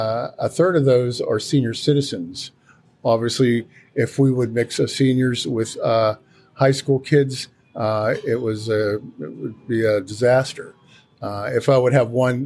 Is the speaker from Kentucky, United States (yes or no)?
no; Pittsburgh, Pennsylvania, United States; moved away as an adult; now in Loudoun County, United States; I grew up in Pittsburgh, Pennsylvania